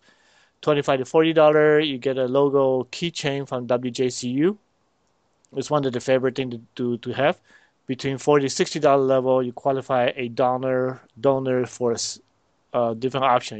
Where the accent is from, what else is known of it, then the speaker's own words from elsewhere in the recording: Panama; now in Cleveland, United States; Born here, but raised in Panama